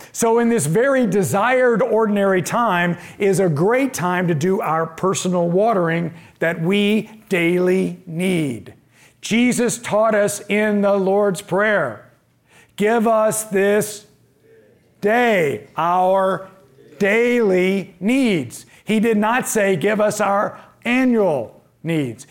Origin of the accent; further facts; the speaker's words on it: Indiana, United States; I'm from the Midwest. I'm from Indiana